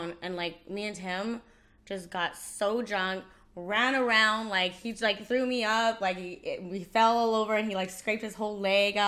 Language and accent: English; Winnipeg, Manitoba, Canada; moved away as an adult; also born or lived in Los Angeles; I moved back to my hometown in Canada.